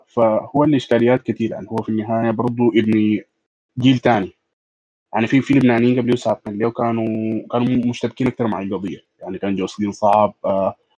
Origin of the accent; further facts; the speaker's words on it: Sudan; عندنا في السودان